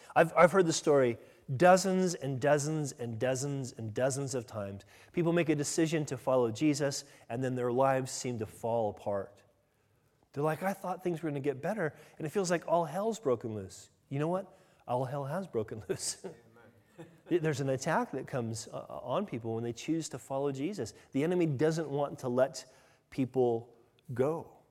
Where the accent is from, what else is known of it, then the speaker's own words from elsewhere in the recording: United States; me as an American